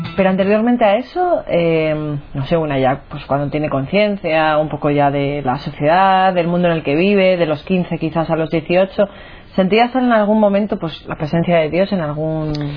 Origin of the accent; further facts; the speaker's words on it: Milan, Lombardy, Italy; moved away; Soy de Italia, bueno, de Milán